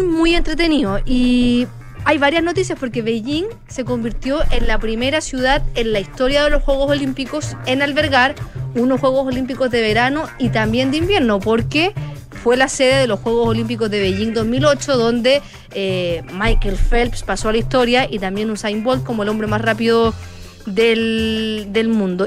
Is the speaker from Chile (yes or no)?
yes; Chile